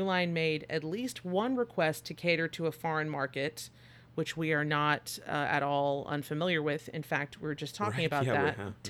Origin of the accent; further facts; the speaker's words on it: Midwest, United States; I'm from the Midwest. Repression is good.